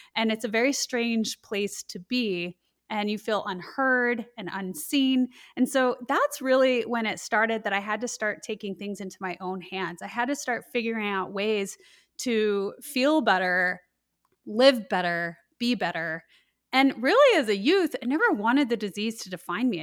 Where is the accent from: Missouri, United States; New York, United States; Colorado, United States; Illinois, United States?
Colorado, United States; I grew up in Colorado, and so I experienced when I was in high school the Columbine school shootings